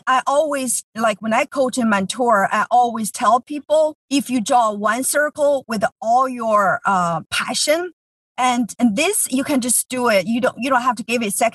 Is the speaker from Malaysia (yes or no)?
no; China; English is a second language; moved away as an adult; now in United States; I grew up in China. I moved here 20 years ago.